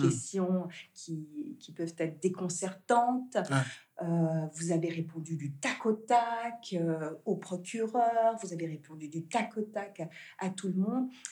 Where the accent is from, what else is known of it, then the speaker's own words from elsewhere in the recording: Geneva, Switzerland; also born or lived in Senegal; j'ai grandi en Suisse. Euh, la maison, c'est Genève